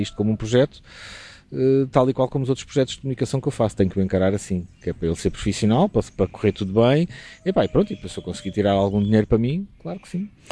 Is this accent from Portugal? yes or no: yes; Lisbon, Portugal; moved away as an adult; also born or lived in Évora; now in Alentejo, Portugal; tenho raízes alentejanas, apesar de ser lisboeta